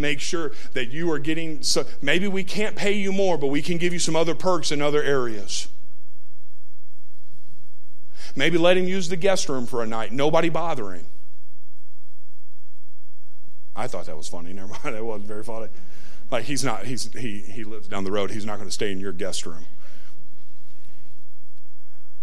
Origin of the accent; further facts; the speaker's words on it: Tennessee, United States; I grew up in Trailer Parkville, Tennessee